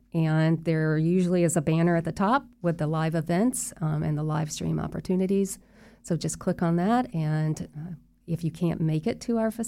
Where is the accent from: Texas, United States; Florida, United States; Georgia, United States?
Florida, United States; Winter Park; when I was growing up in Winter Park, I went to these camps, and now my children are coming to these camps.